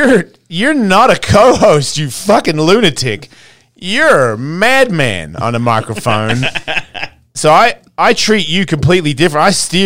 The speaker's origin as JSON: {"language": "English", "country": "Australia", "said": "it depends where you come from in Australia. I'm from Bogans. You know what I mean? I'm a Hessian redneck of Australia."}